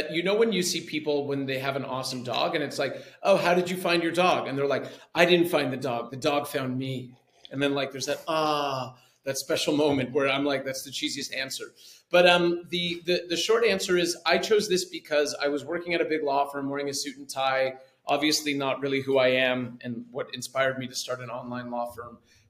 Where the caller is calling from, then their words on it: Ceará, Brazil; I am calling in from Praia in Brazil, in the state of Ceará, which is the Northeast. And I live here